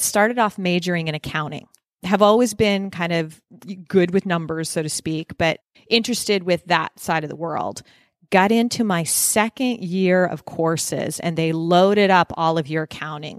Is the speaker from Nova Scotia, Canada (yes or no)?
yes; Nova Scotia, Canada; moved away as an adult; also born or lived in Toronto / New Jersey / California; now in Phoenix, United States; I am Canadian, born and raised in Nova Scotia, Canada, northeast